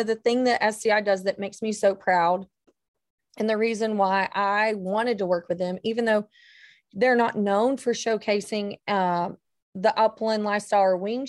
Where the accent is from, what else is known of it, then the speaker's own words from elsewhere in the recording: North Georgia, United States; being from North Georgia, and everybody in my circle was a hunter.